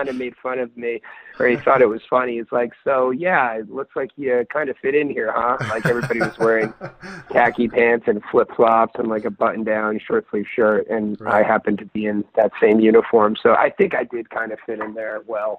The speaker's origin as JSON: {"language": "English", "region": "Northeast", "country": "United States", "tie": "born or raised there", "said": "growing up in the Northeast and going to school in Virginia, it was a little bit of a culture shock."}